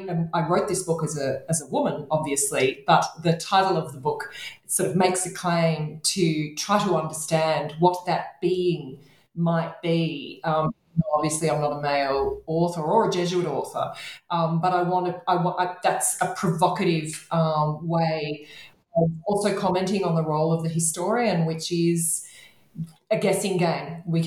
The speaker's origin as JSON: {"language": "English", "country": "Australia", "said": "to bring myself geographically closer through my research project to my home country of Australia, if not to Australia"}